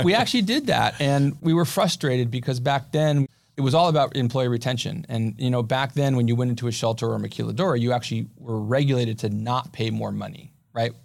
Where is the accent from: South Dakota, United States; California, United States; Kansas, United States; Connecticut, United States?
California, United States; Pasadena; also born or lived in Santa Clara, California; now in San Diego, United States; I grew up in Pasadena